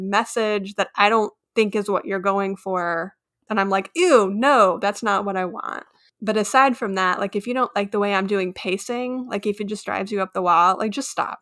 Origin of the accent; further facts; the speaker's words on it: Texas, United States; I'm also from Texas